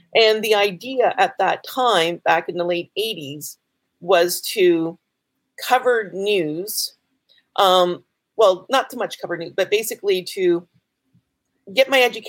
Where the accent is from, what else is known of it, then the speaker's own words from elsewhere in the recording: Sipekne'katik First Nation, Nova Scotia, Canada; I am from the Sebaganegatee First Nation, which is the second largest Mi'kmaq community in Nova Scotia.